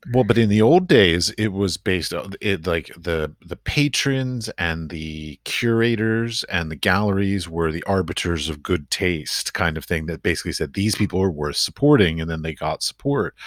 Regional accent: Washington, District of Columbia, United States; moved away as an adult; also born or lived in Middle East; now in Czech Republic; I grew up in Washington, D C, so I knew lots of diplomats growing up

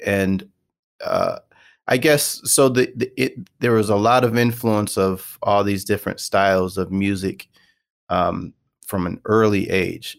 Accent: Michigan, United States; I went to Western Michigan University. I'm from Michigan

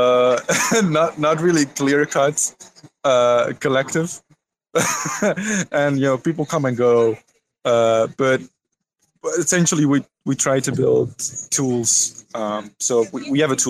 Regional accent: Belgium; I'm from Belgium

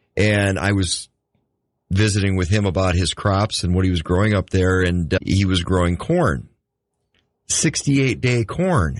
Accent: United States; I grew up in the Red River Valley.

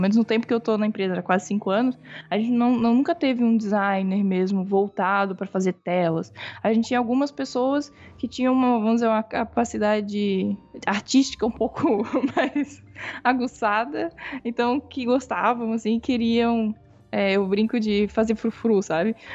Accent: Florianópolis, Santa Catarina, Brazil; eu sou de Florianópolis.

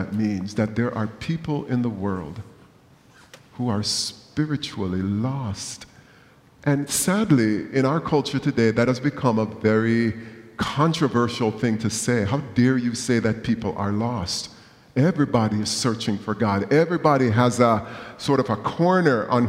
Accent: Jamaica; moved away; growing up in Jamaica

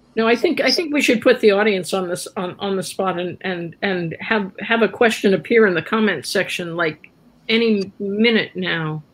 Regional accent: Columbus, Ohio, United States; moved away as an adult; now in San Francisco, United States; I grew up in Columbus, Ohio, which has a lot of history

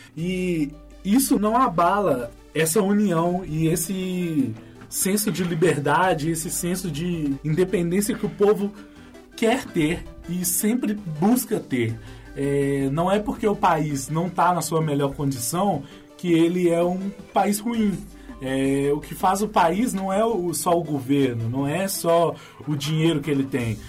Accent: Brazil; a gente, como brasileiro

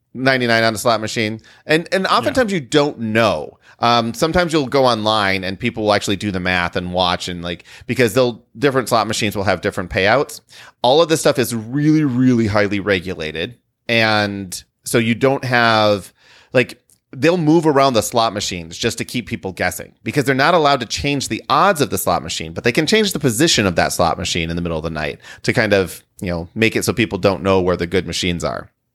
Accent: Midwest, United States; We're from the Midwest and we don't have hurricanes.

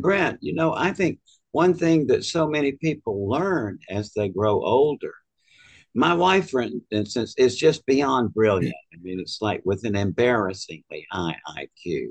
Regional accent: Georgia, United States; I was from Georgia where I went to medical school.

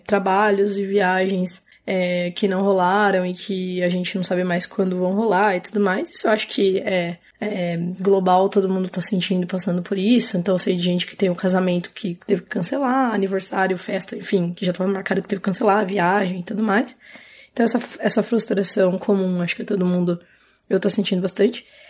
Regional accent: Paulínia, São Paulo, Brazil; Eu sou de Paulínia, interior de São Paulo, perto de Campinas

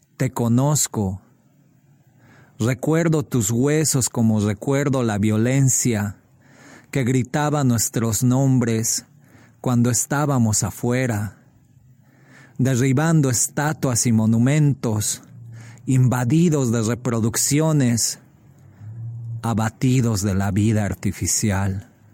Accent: Bolivia; now in Chicago, United States; soy boliviano y vivo en Chicago

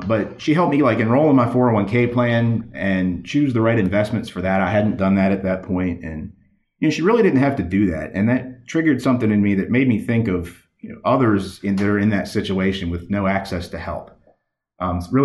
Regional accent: Baltimore, Maryland, United States; I'm from Baltimore, Maryland, originally in that area

